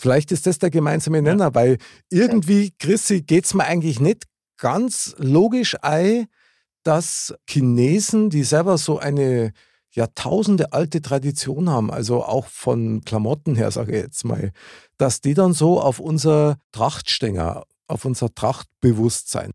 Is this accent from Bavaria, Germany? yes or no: yes; Bavaria, Germany; bei uns in Bayern